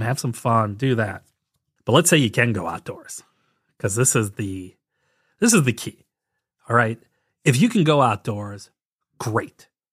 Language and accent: English; St. Louis, Missouri, United States; also born or lived in Saint Paul, Minnesota / Southwest Ohio; now in Ohio, United States; I grew up in the Saint Louis, Missouri area.